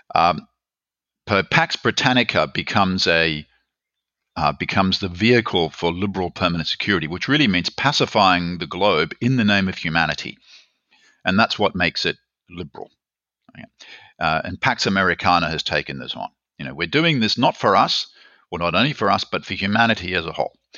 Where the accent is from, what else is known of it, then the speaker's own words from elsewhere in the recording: Australia; moved away as an adult; also born or lived in Berkeley, United States / Germany; I'm from Australia, as you can probably guess